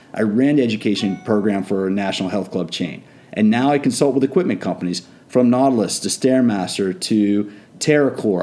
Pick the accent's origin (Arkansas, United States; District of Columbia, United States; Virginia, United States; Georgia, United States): District of Columbia, United States; Washington; I grew up in the Washington D.C. area, so I grew up around politics.